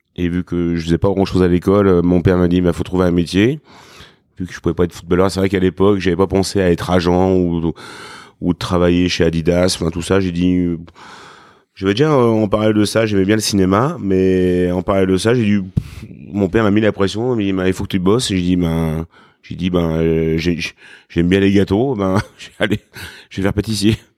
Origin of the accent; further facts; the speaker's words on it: Craponne, Auvergne-Rhône-Alpes, France; also born or lived in Lyon; je suis né à Lyon, mais on va dire, je suis petit-fils euh, et fils de, de blanchisseur